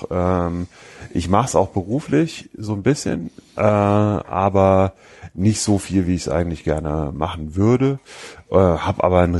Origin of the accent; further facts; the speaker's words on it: Wiesbaden, Hesse, Germany; die Einladung, die ich auf meiner Nutzerseite habe für meinen Heimatort, also Wiesbaden, war